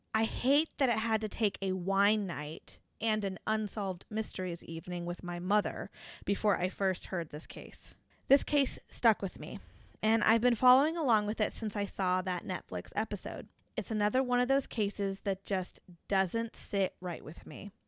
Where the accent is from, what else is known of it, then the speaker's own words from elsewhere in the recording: the Topeka, Kansas area, United States; Being from the area, I think I'd describe Topeka as being more urban